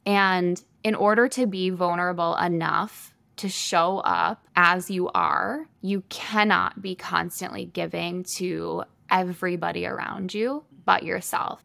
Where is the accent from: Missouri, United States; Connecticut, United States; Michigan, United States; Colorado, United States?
Michigan, United States; moved away as an adult; now in Sioux Falls, United States; I am originally from Michigan